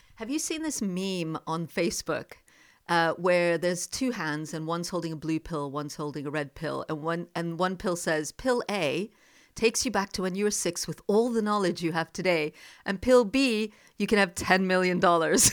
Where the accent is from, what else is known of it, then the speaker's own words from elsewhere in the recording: the Deep South of America, United States; moved away as an adult; also born or lived in Jammu, India / India; now in United Kingdom; I also grew up in the deep south of America